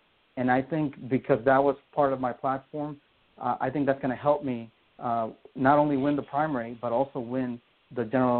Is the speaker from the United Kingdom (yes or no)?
no; Honduras; now in United States; I told you that I mentioned that I grew up in Central America. I still have family there.